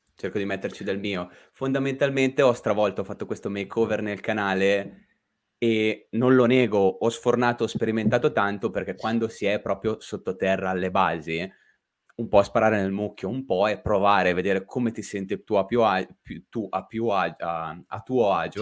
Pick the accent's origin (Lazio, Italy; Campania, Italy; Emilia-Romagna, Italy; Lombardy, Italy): Lombardy, Italy; Lake Como; sono orgogliosamente un podcaster che viene da quel ramo del lago di Como che avvolge a mezzogiorno